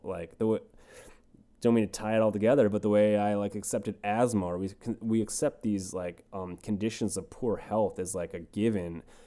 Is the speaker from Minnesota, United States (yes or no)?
yes; Red Wing, Minnesota, United States; moved away as an adult; now in Los Angeles, United States; me growing up in Red Wing, Minnesota